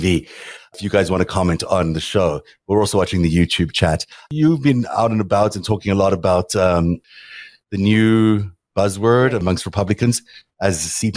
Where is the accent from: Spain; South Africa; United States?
South Africa; moved away; growing up in South Africa